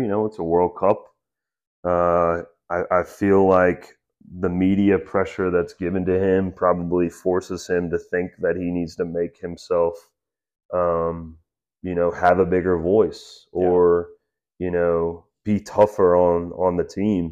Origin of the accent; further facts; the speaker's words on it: United States; as an American